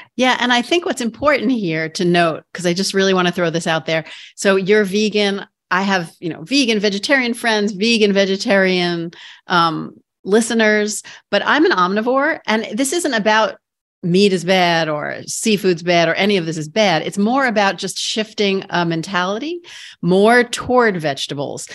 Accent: New York City, New York, United States; I'm a borough girl too. I'm from Queens.

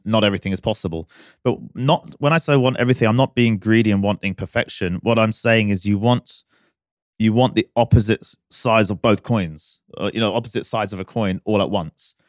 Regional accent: United Kingdom; now in Dubai, United Arab Emirates; I'm a, I'm a British boy at heart

